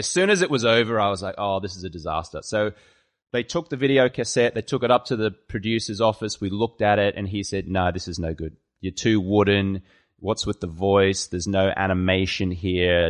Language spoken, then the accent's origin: English; Brisbane, Queensland, Australia; accent: Australian; moved away as an adult; also born or lived in London; now in Los Angeles, United States; I was born in Brisbane, Australia